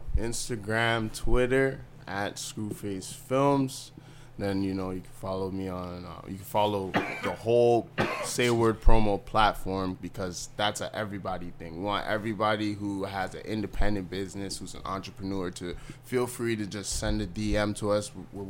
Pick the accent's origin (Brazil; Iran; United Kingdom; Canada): Canada; We grew up in Canada.